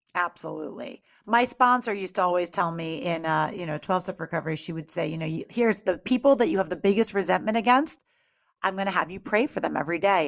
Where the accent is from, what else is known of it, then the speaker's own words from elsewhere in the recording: Greenwich, Connecticut, United States; moved away; we're both from Greenwich, Connecticut, like, originally